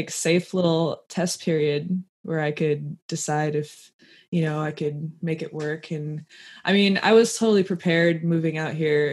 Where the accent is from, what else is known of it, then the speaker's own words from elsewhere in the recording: Michigan, United States; I live in Michigan